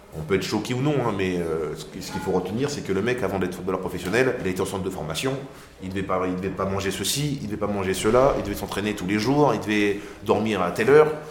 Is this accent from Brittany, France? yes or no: no; Marly-Gomont, Hauts-de-France, France; je venais de Marly-Gaumont